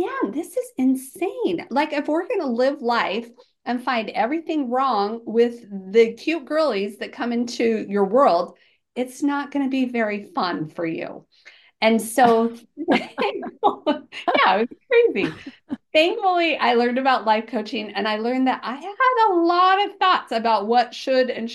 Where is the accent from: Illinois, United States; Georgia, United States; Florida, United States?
Georgia, United States; I'm from Georgia